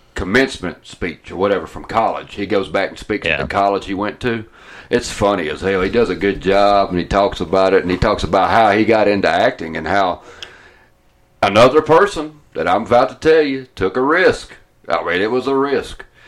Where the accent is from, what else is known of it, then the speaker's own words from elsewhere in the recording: Atlanta, Georgia, United States; now in Ohio, United States; I'm from Atlanta, because, of course, they recognize my accent